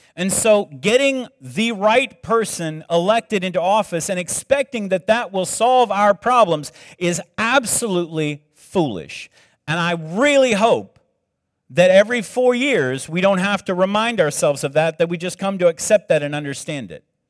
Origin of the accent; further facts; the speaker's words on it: South Carolina, United States; moved away; I grew up in South Carolina